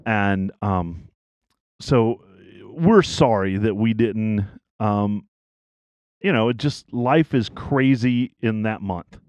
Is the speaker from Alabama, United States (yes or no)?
no; East Tennessee, United States; I grew up in East Tennessee